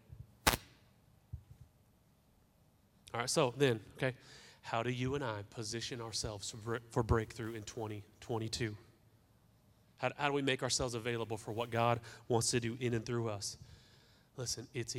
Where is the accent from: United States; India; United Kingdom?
United States; Newton, Kansas; I'm from Newton, Kansas